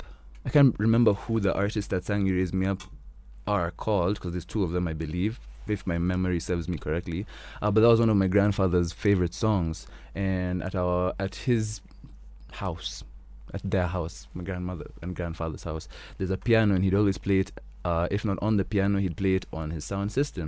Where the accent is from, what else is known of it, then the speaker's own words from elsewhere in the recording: Kenya; me being the Kenyan I am